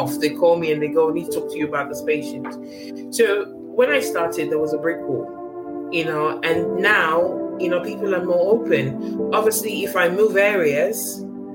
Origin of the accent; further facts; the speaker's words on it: Nigeria; now in United Kingdom; I was born in Africa, in Nigeria, born and bred to a certain extent